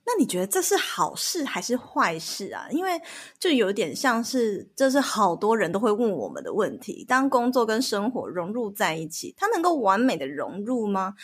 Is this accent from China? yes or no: no; Taiwan; 我们台湾人